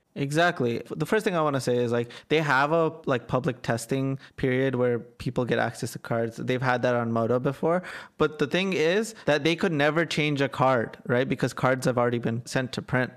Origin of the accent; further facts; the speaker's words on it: Atlanta, Georgia, United States; I'm from Atlanta